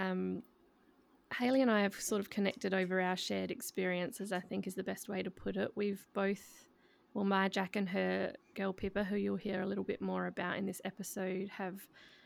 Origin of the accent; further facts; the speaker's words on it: Adelaide, South Australia, Australia; we're obviously all from Adelaide.